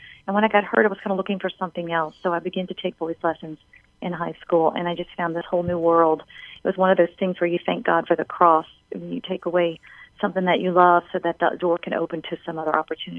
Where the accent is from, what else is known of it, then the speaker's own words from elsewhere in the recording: New Orleans, Louisiana, United States; I was born and raised in New Orleans.